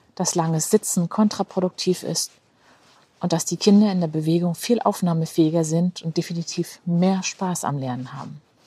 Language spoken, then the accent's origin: German; Rostock, Mecklenburg-Vorpommern, Germany; meine Heimatstadt Rostock